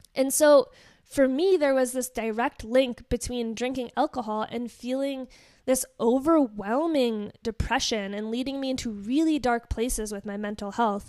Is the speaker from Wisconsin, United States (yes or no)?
yes; Wisconsin, United States; I grew up in Wisconsin, so basically now I'm the black sheep of the state.